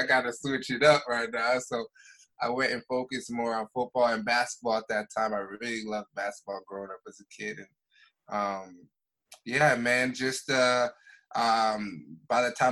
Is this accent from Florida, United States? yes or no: yes; South Florida, United States; also born or lived in Montreal, Canada / Dollard-des-Ormeaux, Quebec; I was there until I was like 5 or 6. And then I moved down to South Florida. And that's where I spent a lot of my elementary, middle school, high school down there